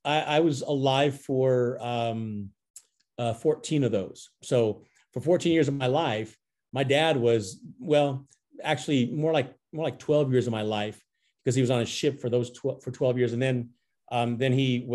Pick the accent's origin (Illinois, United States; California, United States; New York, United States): California, United States; San Francisco Bay Area; also born or lived in San Diego, California; now in Roseville, United States; I was born in San Diego, then moved up to the San Francisco Bay Area, lived in the San Francisco Bay Area, was raised there